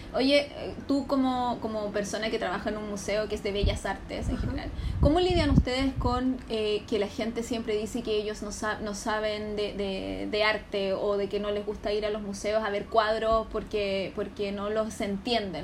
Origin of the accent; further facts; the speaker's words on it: Santiago, Santiago Metropolitan Region, Chile; Yo soy de Conchalís. entonces yo siempre, a mí siempre mis compañeros en el colegio, en el liceo, uno, yo en el uno ando en el colegio de mi comuna